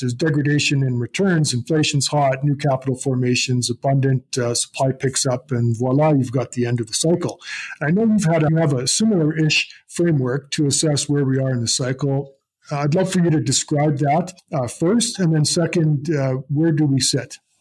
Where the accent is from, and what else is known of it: Canada